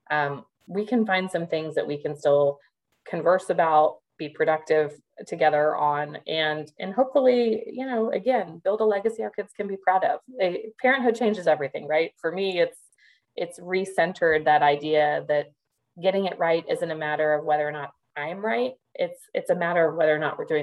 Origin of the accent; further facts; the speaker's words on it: Midwest, United States; growing up as a Midwesterner and living in the South